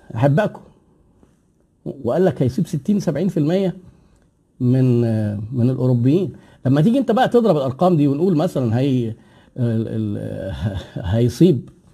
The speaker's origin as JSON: {"language": "Arabic", "country": "Egypt", "said": "احنا عندنا في مصر"}